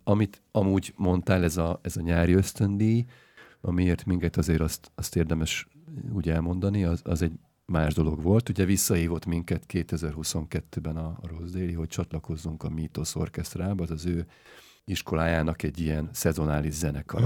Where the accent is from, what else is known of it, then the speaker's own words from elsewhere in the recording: Hungary; Magyarországon születtem, gyerekkorom óta